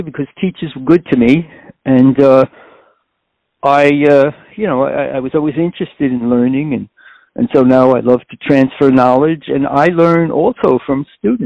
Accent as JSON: {"language": "English", "town": "New York City", "region": "New York", "country": "United States", "tie": "born or raised there", "said": "I was born in Corona, Queens, which is a very ethnically diverse community"}